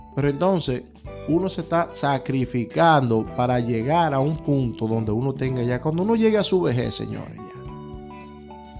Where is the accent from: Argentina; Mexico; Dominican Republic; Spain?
Dominican Republic; now in United States; 300 dólares son mucho cuarto en mi país